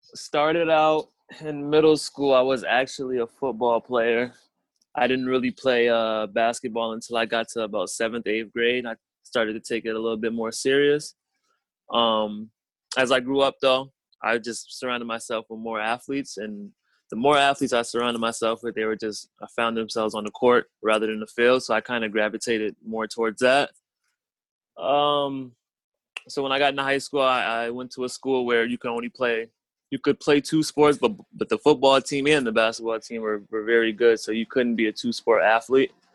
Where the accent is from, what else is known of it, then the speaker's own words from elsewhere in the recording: Springfield, Massachusetts, United States; I'm from Springfield, Mass, so I'm about an hour away from them.